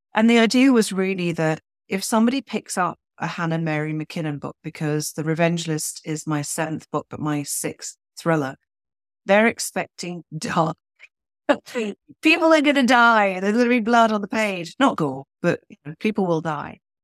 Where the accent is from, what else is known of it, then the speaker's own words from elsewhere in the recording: Switzerland; accent: British; moved away as an adult; also born or lived in United Kingdom; now in Toronto, Canada; I grew up in Switzerland in the eighties